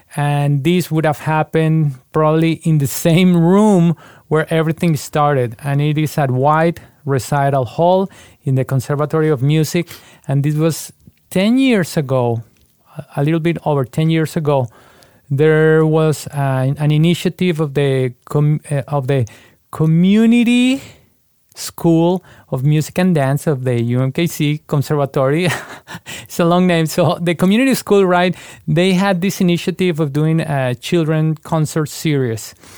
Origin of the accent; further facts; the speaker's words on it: Bogotá, Colombia; moved away as an adult; now in United States; I was born in Bogotá, Colombia, and I grew up in a musical family